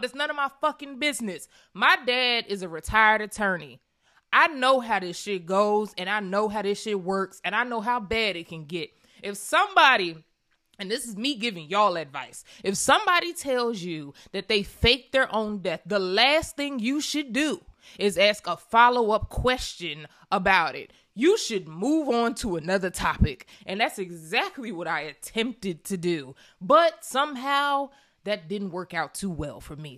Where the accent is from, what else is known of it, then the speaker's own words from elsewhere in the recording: Pennsylvania, United States; I'm from Pennsylvania.